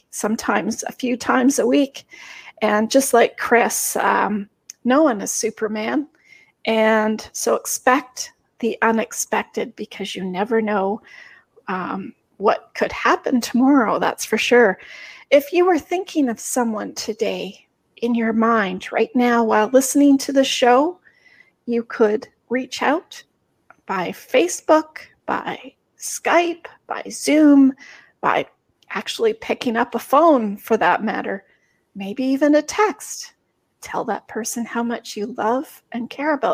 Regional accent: Canada; I'm Canadian

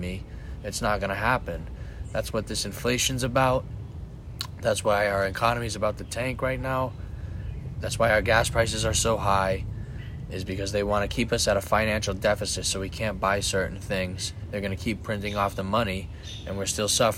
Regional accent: United States; I'm a fucking human being that lives in America. I'm an American.

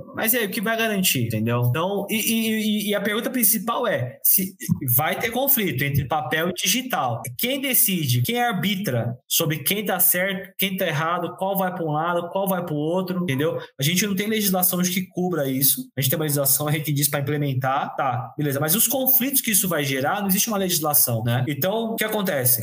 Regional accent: São Paulo, Brazil; eu sou de São Paulo

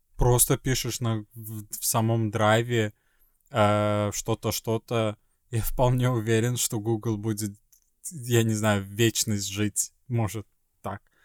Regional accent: Sweden; moved away; из Швеции

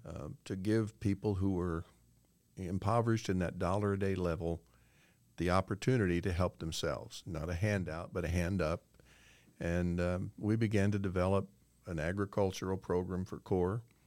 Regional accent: Illinois, United States; moved away as an adult; also born or lived in Cincinnati, Ohio / Jacksonville, Florida; Brenda and I grew up in Illinois

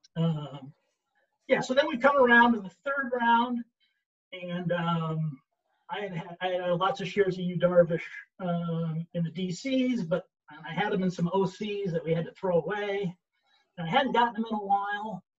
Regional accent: Syracuse, New York, United States; I'm from Syracuse

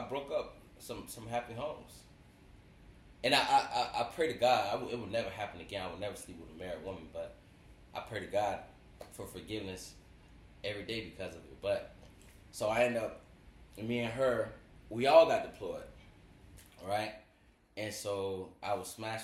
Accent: Florida, United States; I'm from Florida

